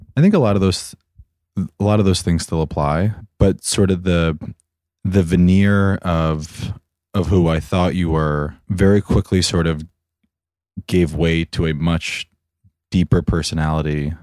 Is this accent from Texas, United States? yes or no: no; New York, United States; I am thirty-two years old and I am from Armagh, New York.